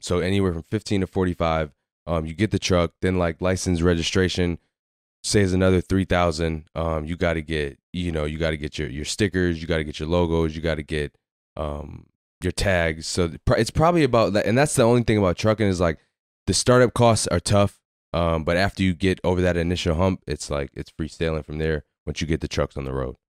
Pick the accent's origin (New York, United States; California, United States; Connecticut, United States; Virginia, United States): Connecticut, United States; Waterbury; moved away as an adult; we grew up in Waterbury, so we grew up playing basketball together